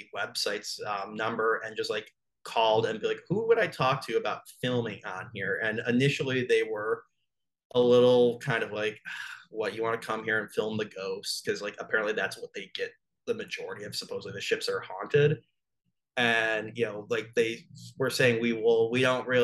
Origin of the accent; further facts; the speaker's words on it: Buffalo, New York, United States; moved away; I'm from Buffalo, New York originally